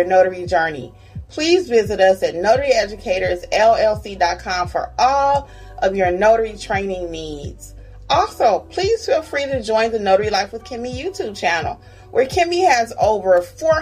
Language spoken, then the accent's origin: English; Michigan, United States; Michigan covered. That's my home state.